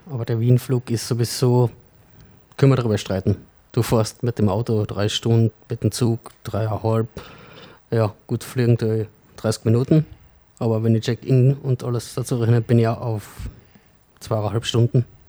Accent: Sankt Veit an der Glan, Carinthia, Austria; gebürtig aus St. Veit, beziehungsweise aktuell im Klangfahrtshaus. Bin im Gegensatz zum Christian ein immer schon ein echter Kärntner

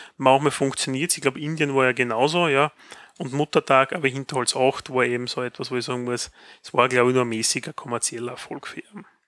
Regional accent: Graz, Styria, Austria; bei uns in Graz

